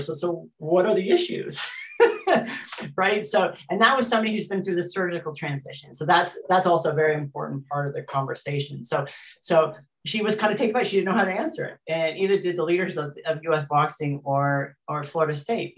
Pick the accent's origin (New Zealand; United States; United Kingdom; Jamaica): New Zealand; I'm also a New Zealander. I'm a New Zealander